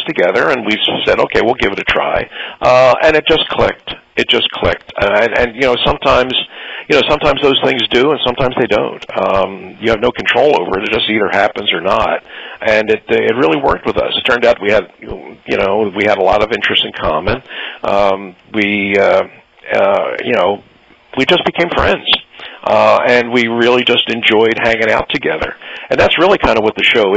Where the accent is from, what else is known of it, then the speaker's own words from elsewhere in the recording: Philadelphia, Pennsylvania, United States; I'm from Philadelphia